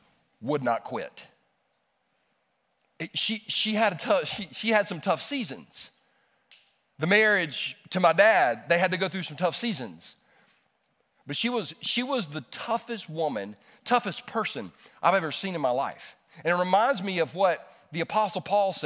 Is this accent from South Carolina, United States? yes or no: yes; Easley, South Carolina, United States; also born or lived in Los Angeles, California; we moved from California, Los Angeles, California, to Easley, South Carolina